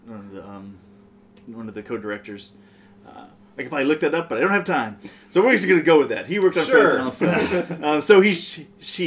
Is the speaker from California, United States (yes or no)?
yes; Oxnard, California, United States; I'm from Oxnard, California also